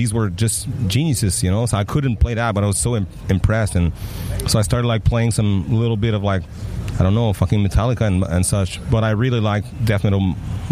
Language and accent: English; Mont-Saint-Hilaire, Quebec, Canada; accent: French; first language French; English is a second language; we grew up in Mont-Saint-Hilaire, Otterburn Park, you know, a super kind of quiet place